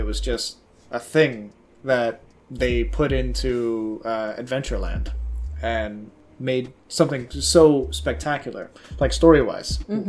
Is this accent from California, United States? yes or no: no; Miami, Florida, United States; I was born in Miami.